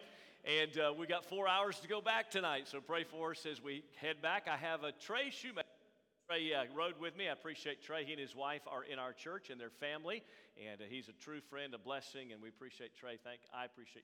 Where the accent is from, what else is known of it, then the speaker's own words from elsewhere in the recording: Tampa, Florida, United States; moved away; I was born at Tampa General Hospital in Tampa, Florida.